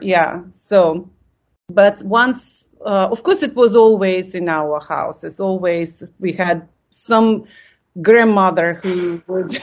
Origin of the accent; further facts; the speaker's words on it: Lithuania; English is a second language; moved away as an adult; I came from Lithuania and suddenly I see that culture. And I thought like, wow, I, I think for the you know 20 years I lived in Lithuania